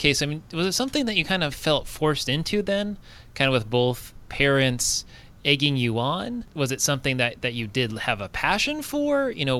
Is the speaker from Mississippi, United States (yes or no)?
no; Southern California, United States; moved away; Southern California, my hometown originally.